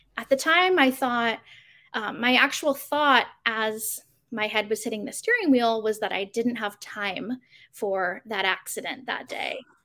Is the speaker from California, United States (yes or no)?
no; Arizona, United States; Growing up in Arizona, there are pools everywhere